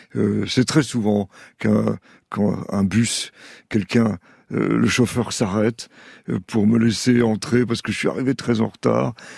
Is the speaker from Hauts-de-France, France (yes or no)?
no; Saint-Denis, Île-de-France, France; Je suis né à Saint-Denis, en Seine-Saint-Denis